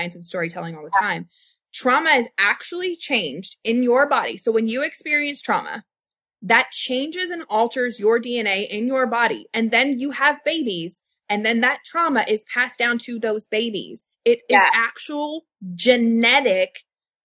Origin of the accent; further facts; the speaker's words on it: Louisville, Kentucky, United States; I am from West Louisville. I grew up in Shively. I grew up in South Louisville.